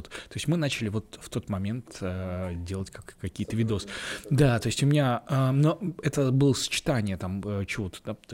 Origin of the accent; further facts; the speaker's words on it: Ulyanovsk, Ulyanovsk Oblast, Russia; Мне тоже было странновато, потому что я приехал из Ульяновска, а там, ну, то есть там...